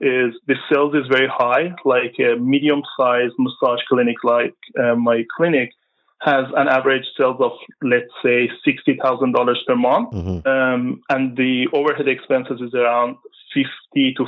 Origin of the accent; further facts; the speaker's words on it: Iran; moved away as an adult; also born or lived in Vancouver, Canada; now in Maple, Canada; I used to be a family physician back home in Iran. And I came to Canada in 2013